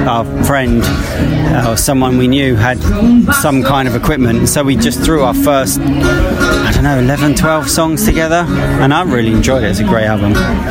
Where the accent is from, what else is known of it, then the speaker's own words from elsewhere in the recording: Watford, East of England, United Kingdom; also born or lived in Herefordshire; I'm just a fiddle player from Watford, really.